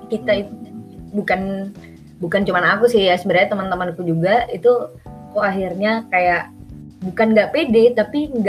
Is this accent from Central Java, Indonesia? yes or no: no; Malang, East Java, Indonesia; kecil sampai gede juga di Malang